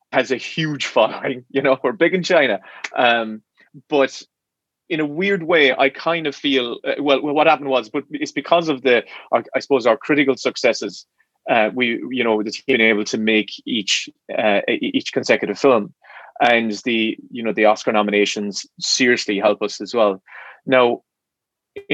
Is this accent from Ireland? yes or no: yes; Ireland; Irish when it's taught to us in the environment that we grew up in, which was kind of like in a cold Irish Catholic schools